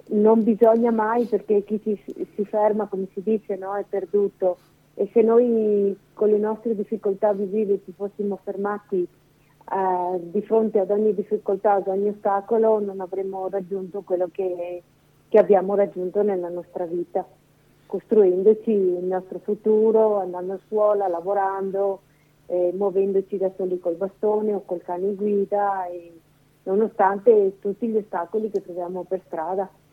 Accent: Veneto, Italy; moved away as an adult; now in Lombardy, Italy; Non sono lombarda, ma sono veneta

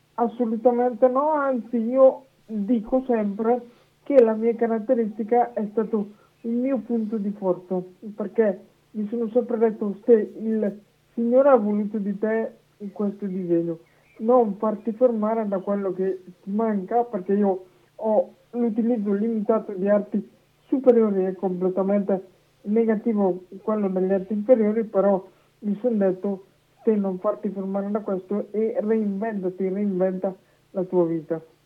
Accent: Manerbio, Lombardy, Italy; dalla società di Manervio del mio di paese, in, in provincia di Brescia

